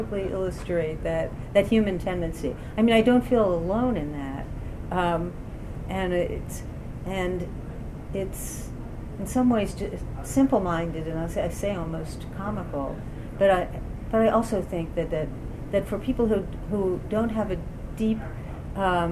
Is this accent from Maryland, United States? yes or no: yes; Baltimore, Maryland, United States; moved away; also born or lived in West Virginia; I grew up in Baltimore, a city that's more than half black